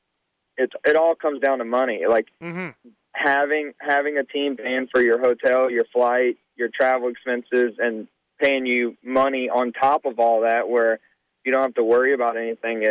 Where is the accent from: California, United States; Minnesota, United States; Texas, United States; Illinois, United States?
Texas, United States; I'm from Texas